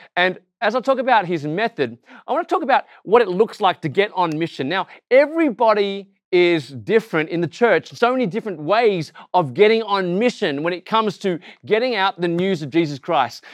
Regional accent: Australia; accent: Aussie; I look Asian, I sound Aussie, and actually, I'm not just Asian, I am Malaysian because my parents are born just outside of K L in Srunban

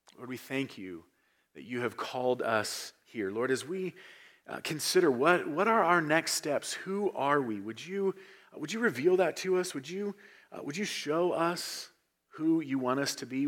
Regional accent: United States; our identity as Americans

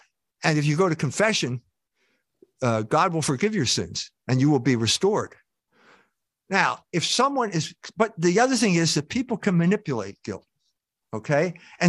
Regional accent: Philadelphia, Pennsylvania, United States; I grew up in Philadelphia, and I was now at St. Mary's College shortly before I got fired.

